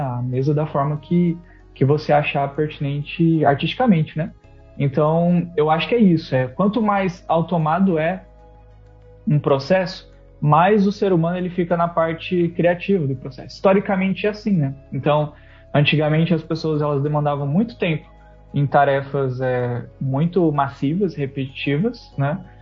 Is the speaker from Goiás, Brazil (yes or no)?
yes; interior of Goiás, Brazil; moved away; also born or lived in São Paulo; eu sou do interior de, de Goiás